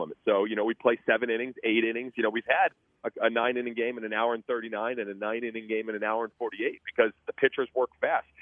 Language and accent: English; Boston, Massachusetts, United States; now in Savannah, United States